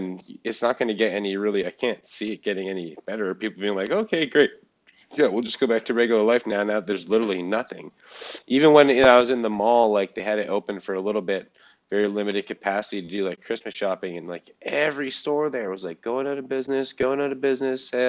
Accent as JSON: {"language": "English", "country": "Canada", "tie": "born or raised there", "said": "It's all here in Canada. And so, and a lot of them here in my hometown."}